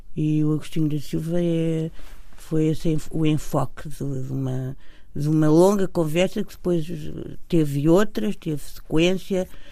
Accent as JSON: {"language": "Portuguese", "country": "Portugal", "said": "somos portugueses e tivemos uma, uma educação"}